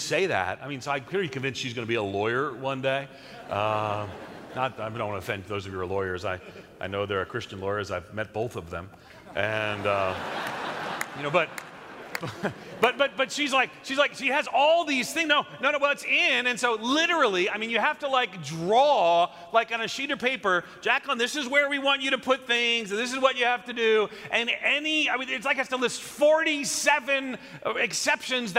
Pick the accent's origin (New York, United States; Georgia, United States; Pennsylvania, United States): New York, United States; moved away as an adult; also born or lived in the South (US) / Midwest (US); I'm a New Yorker. I grew up in New York. But when I moved to the South